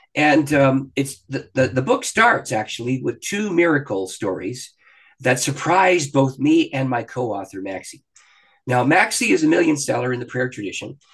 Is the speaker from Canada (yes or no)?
yes; Canada; I'm a Canadian. I live just across the border from Detroit